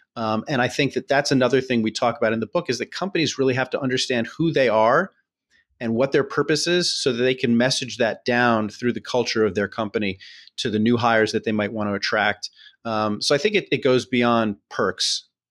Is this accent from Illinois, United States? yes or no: no; New York City, New York, United States; we're both born and raised in New York City.